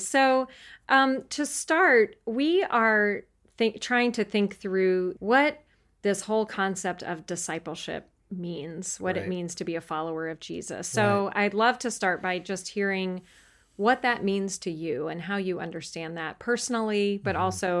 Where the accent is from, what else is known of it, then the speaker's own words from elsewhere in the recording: North Carolina, United States; I was born in North Carolina.